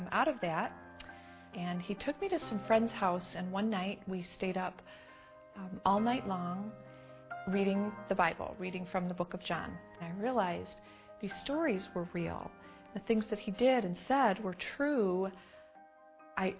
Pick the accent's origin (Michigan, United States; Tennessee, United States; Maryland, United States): Michigan, United States; Detroit; I grew up in Detroit in the 1970s.